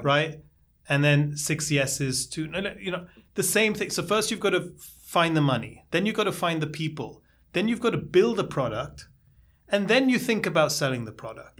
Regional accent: India; now in New York, United States; I'm originally from India

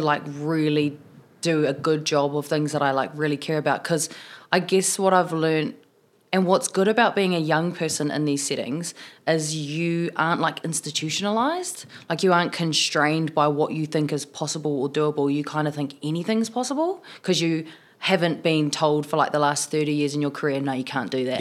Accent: Tokoroa, Waikato, New Zealand; also born or lived in South Auckland; now in Wellington, New Zealand; I was born in South Auckland, grew up in the South Waikato in Tokoroa, and, um, now I live in Wellington

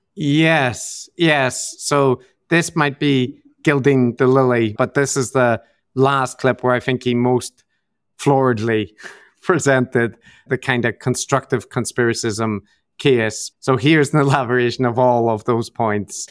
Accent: Northern Ireland, United Kingdom; I'm from Northern Ireland

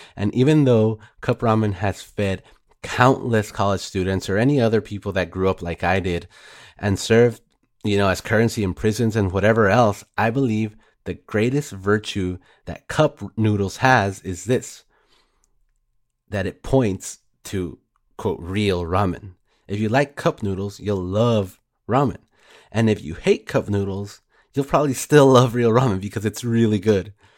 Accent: Dallas, Texas, United States; I'm from Dallas

